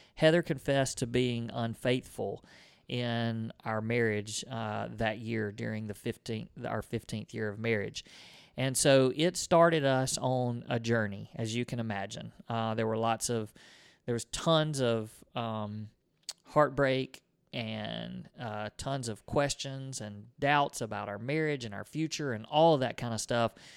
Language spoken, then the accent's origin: English; Mississippi, United States; we're from Mississippi